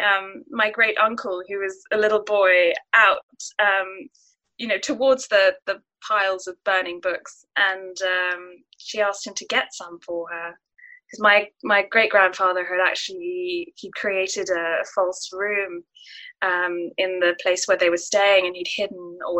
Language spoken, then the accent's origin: English; Singapore; I was born and raised in Singapore